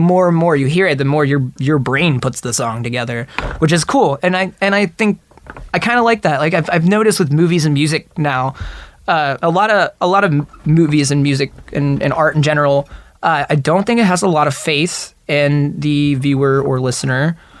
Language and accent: English; Dayton, Ohio, United States; I grew up in Dayton, Ohio